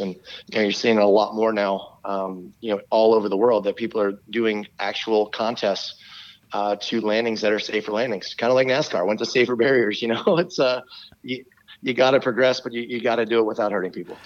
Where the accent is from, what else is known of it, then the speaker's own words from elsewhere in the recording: Maryland, United States; I'm from Maryland.